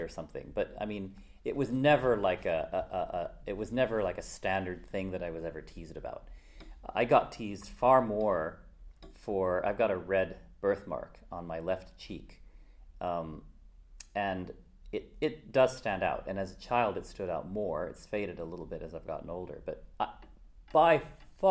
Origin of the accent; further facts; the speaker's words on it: United States; So I grew up in America